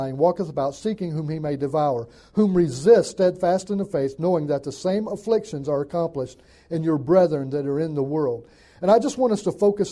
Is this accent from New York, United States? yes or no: no; Northwest Alabama, United States; moved away as an adult; now in California, United States; I grew up in Northwest Alabama